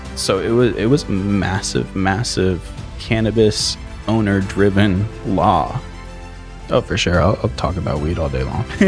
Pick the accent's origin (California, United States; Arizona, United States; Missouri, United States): Arizona, United States; Mesa; also born or lived in Chandler, Arizona / Oregon; Mesa and Chandler were, like, the main length